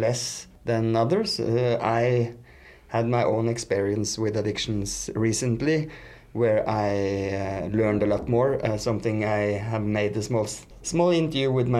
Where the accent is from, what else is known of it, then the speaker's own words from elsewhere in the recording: Norway; English is a second language; now in Mexico; I'm Norwegian